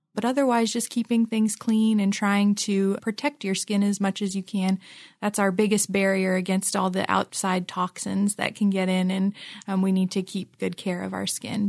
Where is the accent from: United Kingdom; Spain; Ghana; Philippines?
Philippines; now in Ohio, United States; I grew up in the Philippines and it's not humid here.